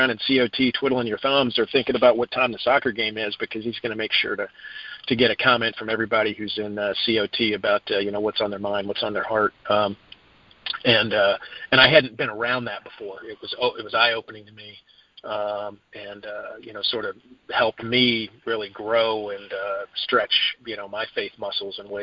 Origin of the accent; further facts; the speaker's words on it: Dallas, Texas, United States; now in Fort Mill, United States; I'm from Dallas originally. I moved out here from Dallas